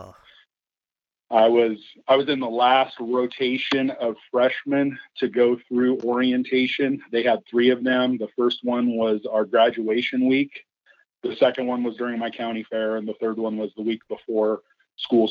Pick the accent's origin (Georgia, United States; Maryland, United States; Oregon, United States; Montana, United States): Oregon, United States; Klamath Falls; I grew up in Klamath Falls.